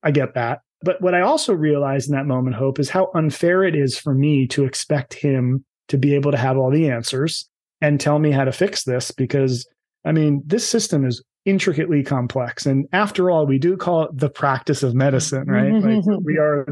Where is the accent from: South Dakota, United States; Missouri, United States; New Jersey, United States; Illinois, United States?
New Jersey, United States; I'm from New Jersey, so I can say this. I was a Jersey meathead